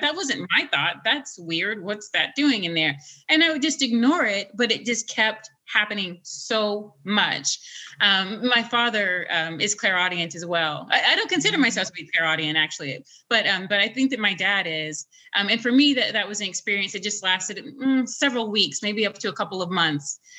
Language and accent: English; Nashville, Tennessee, United States; moved away; where my parents made me, which is Nashville